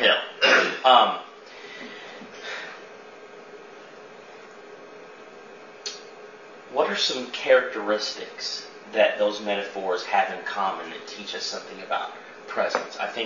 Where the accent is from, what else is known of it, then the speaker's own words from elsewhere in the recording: Chester, Illinois, United States; my hometown, Chester, Illinois